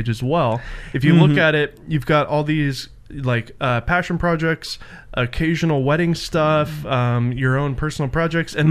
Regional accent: Nashville, Tennessee, United States; I grew up in Nashville

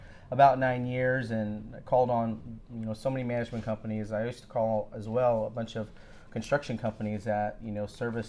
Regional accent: Rosenberg, Texas, United States; also born or lived in Philippines (born on US naval base) / Brownsville, Texas; I lived in South Texas, the Brownsville area, first part of my life, then moved up to the Houston area. Actually, the Rosenberg area

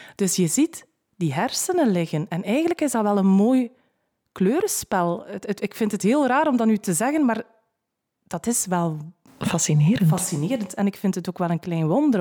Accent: West Flanders, Belgium; bij ons in West-Vlaanderen

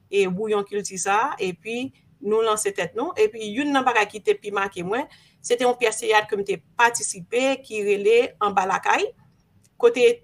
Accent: Port-au-Prince, Ouest, Haiti; moved away as an adult; also born or lived in Léogane / Miami, United States; mwen fèt Port-au-Prince. Maman mwen soti nan lansud. Papa mwen soti Léogane.

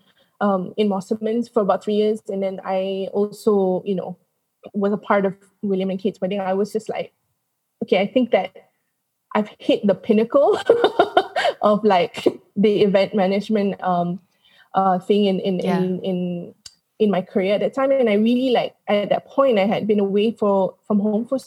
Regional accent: Kuala Lumpur, Malaysia; also born or lived in London; So obviously I grew up in Malaysia. I went to school and did my primary, secondary education here, even went to college here.

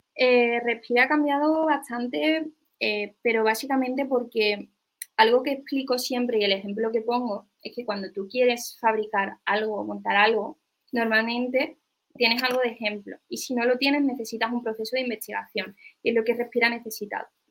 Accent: Seville, Andalusia, Spain; yo soy una chica de Sevilla

